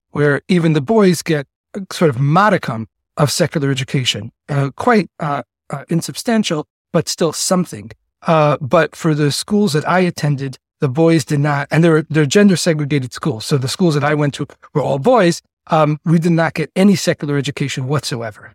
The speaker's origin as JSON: {"language": "English", "town": "New York City", "region": "New York", "country": "United States", "tie": "born or raised there", "also_born_or_lived": "Chicago / Miami / Argentina / Singapore", "accent": "Yiddish-influenced yeshiva sing-song", "said": "I grew up uh, in the ultra orthodox Jewish community known as the Lubavitch Hasidic community, which is headquartered in the Crown Heights section of Brooklyn"}